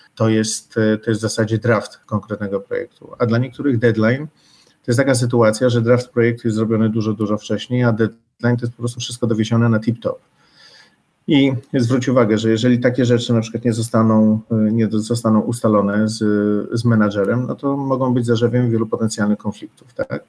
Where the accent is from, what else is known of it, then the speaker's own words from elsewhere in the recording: near Warsaw, Masovian Voivodeship, Poland; ja tutaj jestem z okolic Warszawy